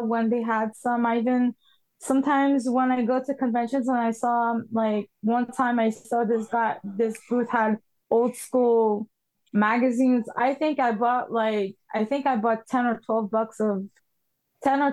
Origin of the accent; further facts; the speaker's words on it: Montreal, Quebec, Canada; I'm from Montreal, Quebec, Canada, Canadian, French Canadian.